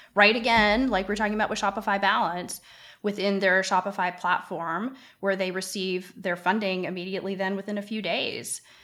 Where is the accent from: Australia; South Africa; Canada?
Canada; now in United States; I happen to live in the United States, although I'm Canadian